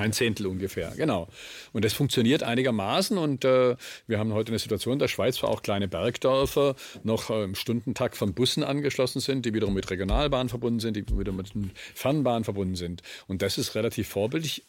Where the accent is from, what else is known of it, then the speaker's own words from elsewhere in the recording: Swabia, Germany; ich bin Schwabe